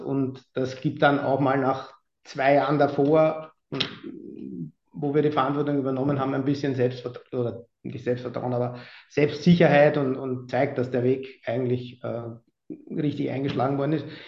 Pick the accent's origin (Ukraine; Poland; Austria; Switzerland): Austria; moved away as an adult; now in Hamburg, Germany; als Österreicher